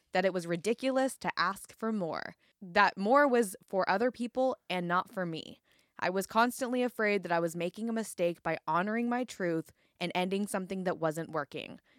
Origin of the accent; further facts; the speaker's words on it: California, United States; now in Portland, United States; I was born in California